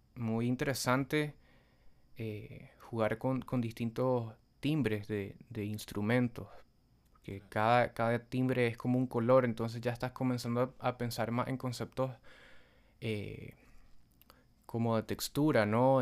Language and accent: Spanish; Nicaragua; also born or lived in Buenos Aires, Argentina